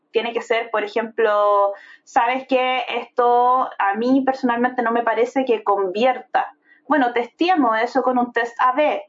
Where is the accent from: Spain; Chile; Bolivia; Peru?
Chile; Viña del Mar, Valparaíso; yo vengo de un estatus social bastante bajo soy de Viña del Mar, de una población de Viña del Mar, específicamente Reñaca Alto